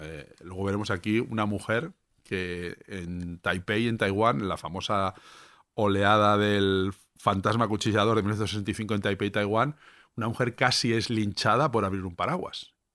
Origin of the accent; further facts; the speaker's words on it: Levante, Spain; somos de Levante